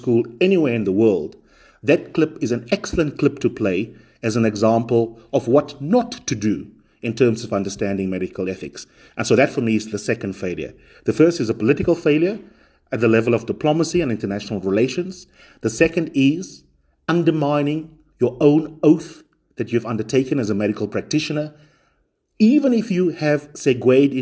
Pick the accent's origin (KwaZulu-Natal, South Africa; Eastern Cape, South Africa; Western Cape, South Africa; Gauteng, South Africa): Eastern Cape, South Africa; Makhanda; moved away; My hometown is Makanda